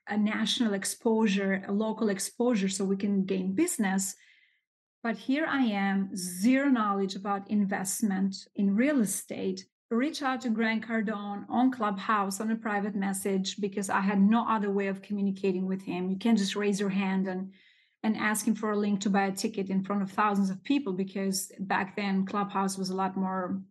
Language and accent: English; Albania; English is a second language; moved away as an adult; now in New York City, United States; I was born and raised in Albania